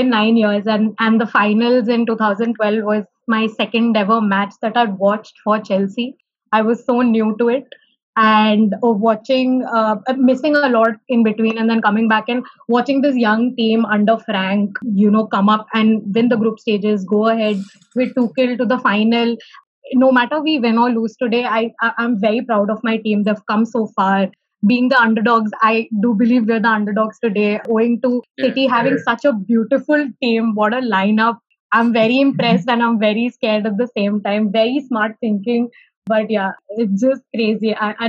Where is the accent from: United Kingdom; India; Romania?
India; Hyderabad, Telangana; I'm so excited to be here. So I'm from Hyderabad.